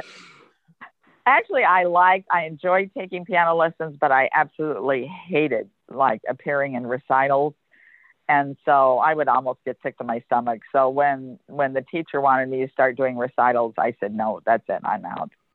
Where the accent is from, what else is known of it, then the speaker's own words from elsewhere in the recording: Kansas City, United States; moved away; I was from Kansas City